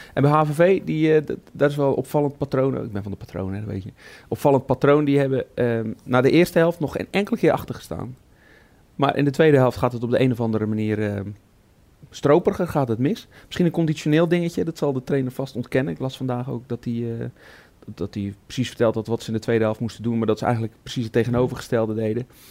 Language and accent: Dutch; Goes, Zeeland, Netherlands; bij ons in de regio, ik kom uit Goes